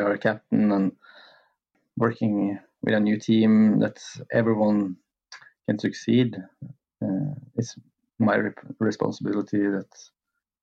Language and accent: English; Lillehammer, Innlandet, Norway; where I have finished here in my hometown